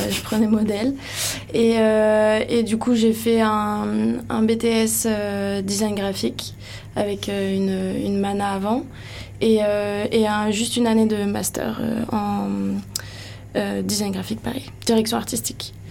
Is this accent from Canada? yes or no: no; Paris, Île-de-France, France; moved away as an adult; now in Landes, France; moi, je viens de Paris